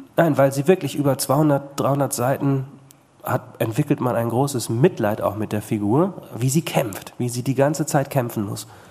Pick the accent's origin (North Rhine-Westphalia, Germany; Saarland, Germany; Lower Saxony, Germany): North Rhine-Westphalia, Germany; Bad Salzuflen; Also ich komme zum Beispiel aus Bad Salzuflen